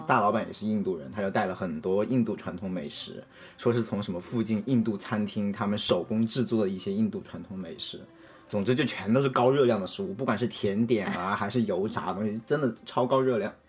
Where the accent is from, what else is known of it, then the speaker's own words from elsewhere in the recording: Hunan, China; now in California, United States; 我是湖南人嘛